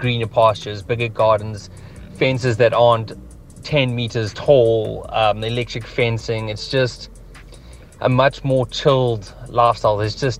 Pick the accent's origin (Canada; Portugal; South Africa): South Africa; Hillcrest, KwaZulu-Natal; now in Johannesburg, South Africa; I am recently from KwaZulu-Natal, Hillcrest. Moved to Joburg about 5 years ago. Currently reside in Four Ways. I would go back to KZN in a heartbeat.